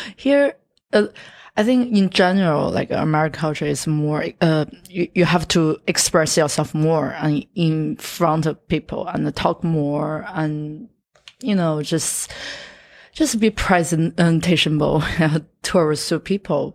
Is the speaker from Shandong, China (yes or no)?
yes; Yantai, Shandong, China; English is a second language; moved away as an adult; also born or lived in Shanghai; now in United States; I'm, I'm from Shandong, Yantai